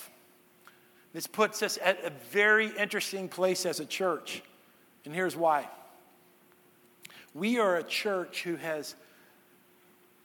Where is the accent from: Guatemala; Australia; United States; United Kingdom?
United States; Texas; moved away; I'm from Texas